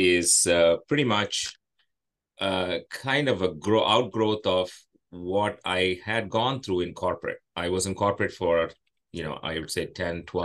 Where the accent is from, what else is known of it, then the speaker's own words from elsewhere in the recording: India; moved away as an adult; now in United States; I grew up in India